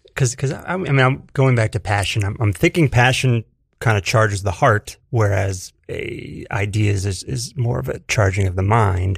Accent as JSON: {"language": "English", "town": "Edison", "region": "New Jersey", "country": "United States", "tie": "born or raised there", "moved": "as an adult", "lives_now": "New York, United States", "said": "Central Jersey for me, uh, Edison"}